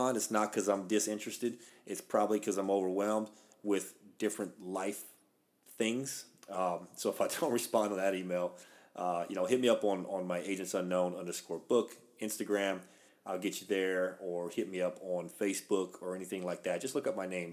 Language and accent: English; Louisiana, United States; I'm from the South. I'm Cajun from Louisiana.